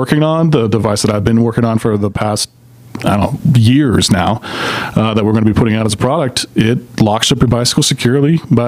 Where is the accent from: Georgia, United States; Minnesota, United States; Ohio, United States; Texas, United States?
Georgia, United States; Atlanta; I hail from Atlanta. I'm a native, actually.